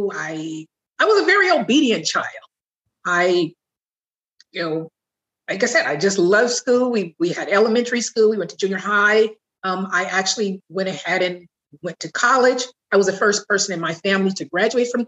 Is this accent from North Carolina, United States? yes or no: no; Southern California, United States; I grew up prior to 10 with my mother and my stepfather. In Southern California